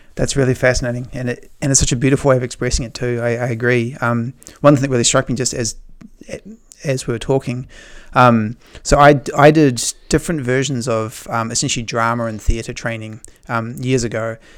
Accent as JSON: {"language": "English", "country": "New Zealand", "tie": "born or raised there", "said": "I grew up in New Zealand"}